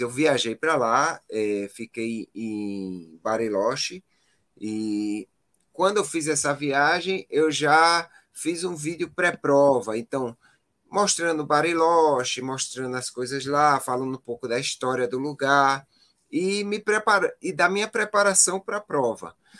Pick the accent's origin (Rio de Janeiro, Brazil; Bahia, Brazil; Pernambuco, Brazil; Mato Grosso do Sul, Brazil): Pernambuco, Brazil; Eu sou nordestino, aqui eu só corro no calor, né? Aí acabo é. indo para um local é totalmente diverso do que eu vivo aqui em Pernambuco